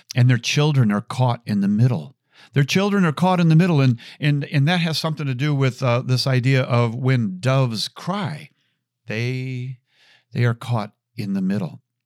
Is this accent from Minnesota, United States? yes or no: yes; Chanhassen, Minnesota, United States; I grew up with Prince. Uh, I am from Chanhassen, Minnesota.